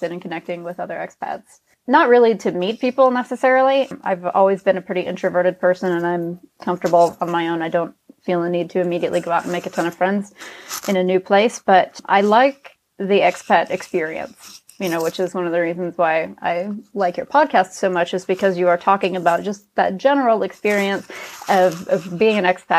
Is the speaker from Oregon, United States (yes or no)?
yes; Oregon, United States; also born or lived in South Carolina; now in Nuremberg, Germany; I'm from Oregon. And then I lived in South Carolina for about 13 years before I came to Germany.